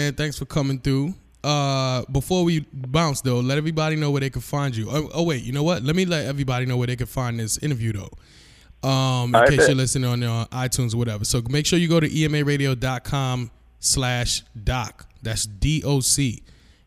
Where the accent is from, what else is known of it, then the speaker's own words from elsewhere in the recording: New York, United States; now in Maryland, United States; I'm from New York, but I'm in Maryland